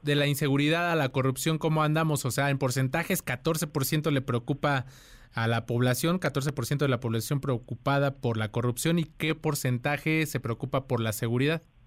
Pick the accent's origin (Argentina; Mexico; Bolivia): Mexico